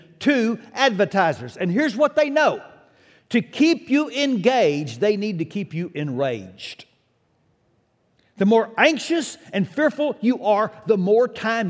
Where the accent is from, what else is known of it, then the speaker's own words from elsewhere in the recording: United States; I'm an American